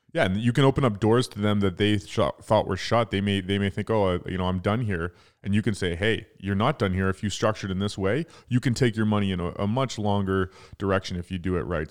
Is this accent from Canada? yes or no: yes; Toronto, Ontario, Canada; we're from Toronto